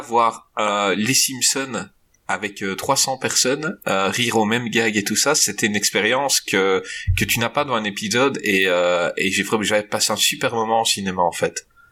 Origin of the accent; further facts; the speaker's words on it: Belgium; je suis belge